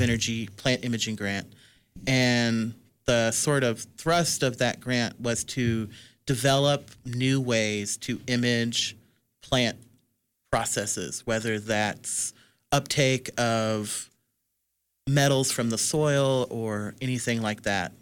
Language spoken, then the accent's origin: English; Midwest, United States; I'm a Midwesterner